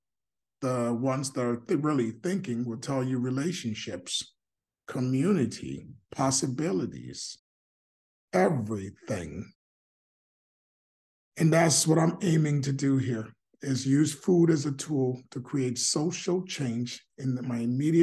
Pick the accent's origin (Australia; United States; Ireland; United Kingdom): United States; I was raised in America